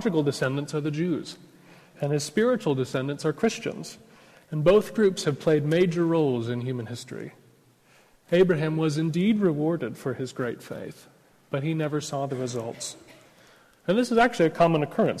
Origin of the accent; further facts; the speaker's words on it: United States; accent: American; now in Oxford, United Kingdom; I'm an American